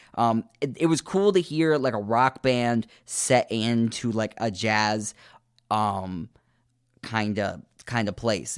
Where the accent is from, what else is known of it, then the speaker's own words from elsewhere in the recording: United States; I am American